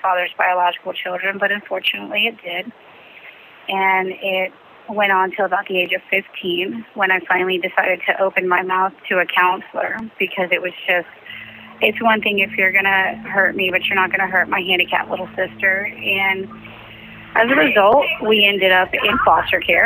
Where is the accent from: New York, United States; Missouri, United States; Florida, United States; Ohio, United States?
Florida, United States; Bartow; I was born in Bartow